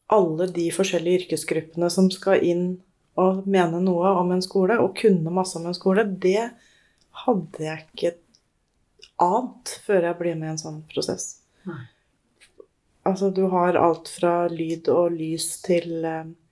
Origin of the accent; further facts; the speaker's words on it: Moss, Østfold, Norway; also born or lived in Molde / Bærum / Jeløya; Jeg er født i Molde. Bodde i Bærum fram til jeg var sju år. Ja. Og så har jeg bodd i Moss etterpå